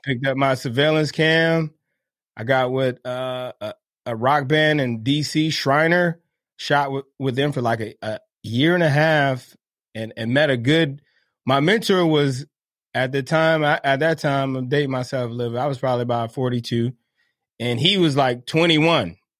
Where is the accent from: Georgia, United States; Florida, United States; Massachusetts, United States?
Florida, United States; Miami; moved away as an adult; I grew up in Miami, Florida